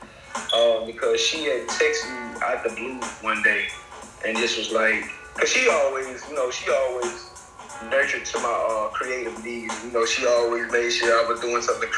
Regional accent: Birmingham, Alabama, United States; also born or lived in Tuskegee, Alabama; now in Montgomery, United States; I reside in Montgomery, but I'm from Birmingham.

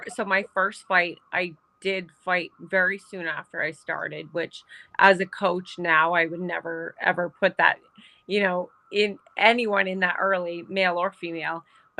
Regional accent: Saskatchewan, Canada; So I grew up in Saskatchewan, Canada, and, you know, small town.

